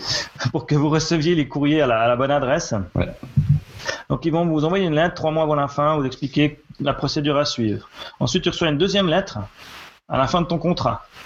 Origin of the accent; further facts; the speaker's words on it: Switzerland; chez nous en Suisse